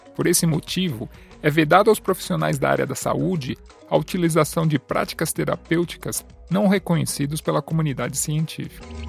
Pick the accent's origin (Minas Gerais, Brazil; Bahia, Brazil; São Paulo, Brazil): São Paulo, Brazil; moved away as an adult; now in Canada; Eu sou natural da cidade de São Paulo, do bairro do Tatuapé, mas atualmente moro e pratico fisioterapia no Canadá